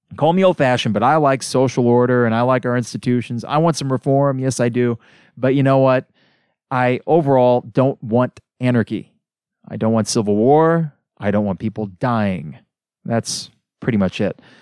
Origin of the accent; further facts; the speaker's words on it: United States; as an American